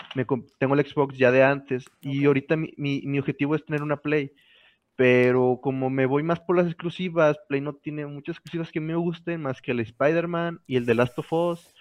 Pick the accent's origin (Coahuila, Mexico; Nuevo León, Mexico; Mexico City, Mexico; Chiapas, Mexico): Nuevo León, Mexico; San Nicolás de los Garza; yo iba en ese momento en la secundaria técnica 55, allá por las puentes, en San Nicolás, aquí en Nuevo León